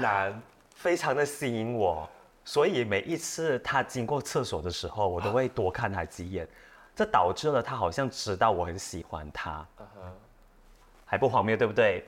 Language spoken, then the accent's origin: Chinese; Malaysia; 因为他知道我们是马来西亚来的